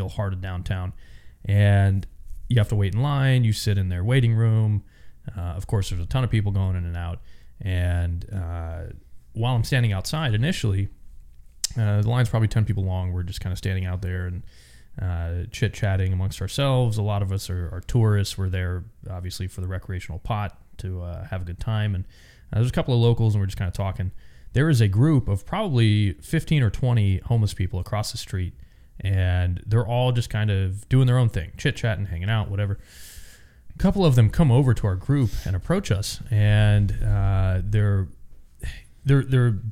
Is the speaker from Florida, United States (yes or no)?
yes; Florida, United States; moved away; also born or lived in Tennessee / Georgia; I'm from Florida, spent a little time in Tennessee, Georgia, and then I've just kind of traveled all over